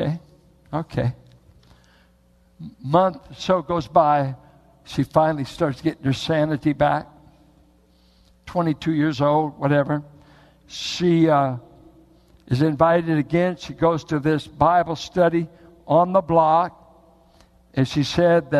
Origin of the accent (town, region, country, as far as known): United States